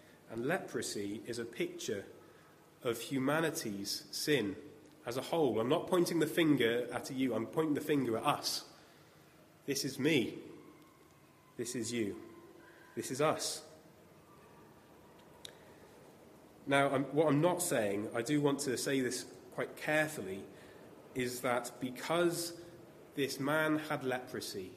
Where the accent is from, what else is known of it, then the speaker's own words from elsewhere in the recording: United Kingdom; as we're British